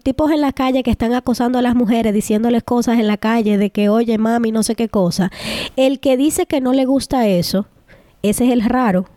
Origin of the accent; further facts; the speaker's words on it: Dominican Republic; moved away; tenemos un privilegio en República Dominicana porque nacimos allá, pero aquí como inmigrantes